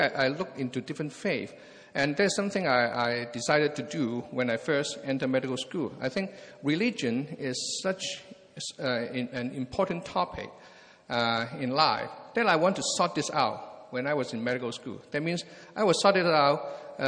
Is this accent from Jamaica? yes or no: no; Hong Kong; moved away as an adult; also born or lived in England / Anaheim, California; now in California, United States; I was born and raised in Hong Kong